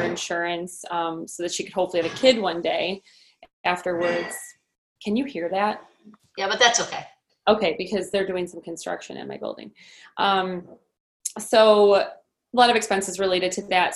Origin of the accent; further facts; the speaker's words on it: Downers Grove, Illinois, United States; also born or lived in Lombard; Downers Grove is where I was born and raised at Good Samaritan Hospital, and I lived there until I was 18.